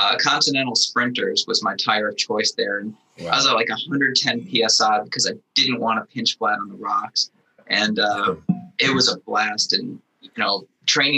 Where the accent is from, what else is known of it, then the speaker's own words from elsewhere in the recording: Buffalo, New York, United States; moved away; also born or lived in southern United States; I grew up in Buffalo, New York area.